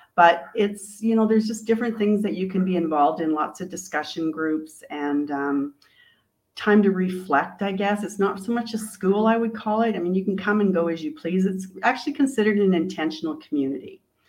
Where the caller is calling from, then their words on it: Ajijic, Jalisco, Mexico; I am zooming in from Mexico, Ajica.